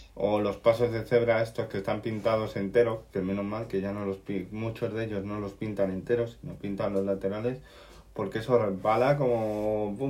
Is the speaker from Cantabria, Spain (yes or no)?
no; Canary Islands, Spain; soy un canario raro